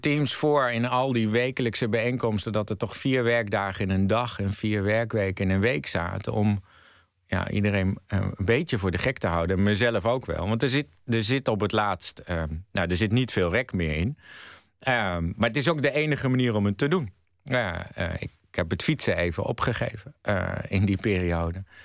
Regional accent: Netherlands; moved away as an adult; also born or lived in United States

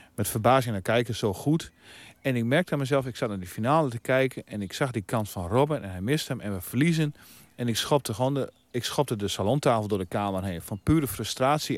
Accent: Veenkoloniën, Netherlands; waar ik vandaan kom de Veenkleon

